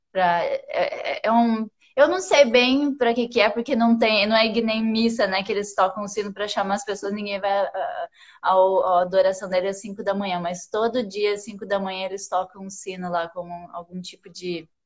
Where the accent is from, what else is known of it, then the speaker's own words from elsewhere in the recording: Campo Grande, Mato Grosso do Sul, Brazil; Eu nasci em Campo Grande, Mato Grosso do Sul. Uh, morei em várias cidades lá, que eu sou filha de pastor, meio nômade.